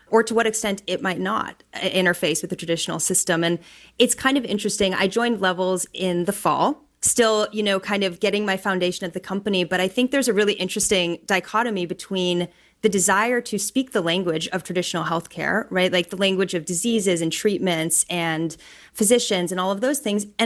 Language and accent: English; Pittsburgh, Pennsylvania, United States; now in Bay Area, United States; I'm from Pittsburgh, Pennsylvania, so very different city than the Bay Area.